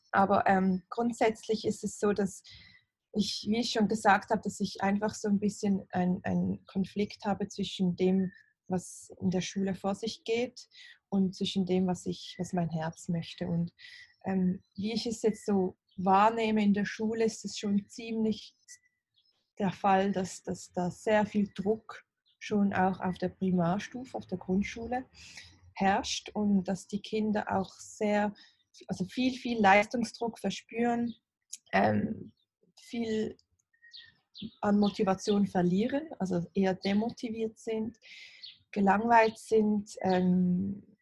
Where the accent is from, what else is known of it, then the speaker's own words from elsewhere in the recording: Basel, Basel-Stadt, Switzerland; Ich bin aus Basel, aus der Schweiz.